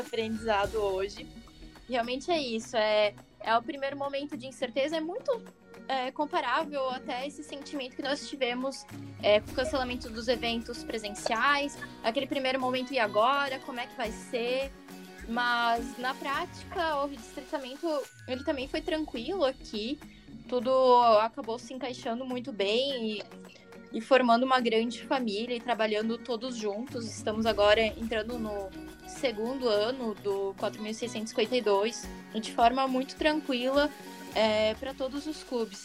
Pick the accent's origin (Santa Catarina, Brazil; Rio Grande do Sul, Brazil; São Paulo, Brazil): Santa Catarina, Brazil; aqui do 4652, Santa Catarina, mas nós não falamos cantado